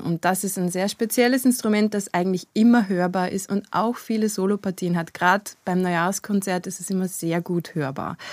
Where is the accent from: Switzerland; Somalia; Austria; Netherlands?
Austria; Kirchdorf/Christkirchen, Upper Austria; now in Vienna, Austria; Ich bin geboren in Oberösterreich, in Christkirchen.